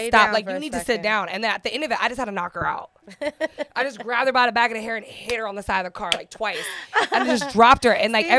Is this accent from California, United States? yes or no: yes; San Diego, California, United States; I grew up in Southeast San Diego, so I grew up with hood shit.